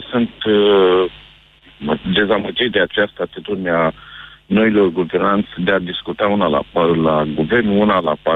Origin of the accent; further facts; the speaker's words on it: Iași, Iași County, Romania; Eu sunt din Iași da.